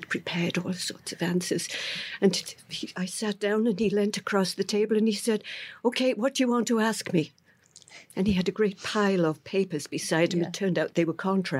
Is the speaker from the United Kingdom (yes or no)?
yes; Swansea, Wales, United Kingdom; I think I was born and grew up in exactly the right place. Mm-hmm. The Second World War was still on when I was born, which dates me. The Swansea wa